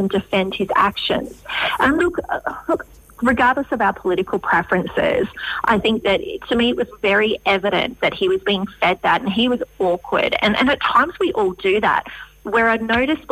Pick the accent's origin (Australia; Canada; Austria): Australia; Western Australia; I'm from the West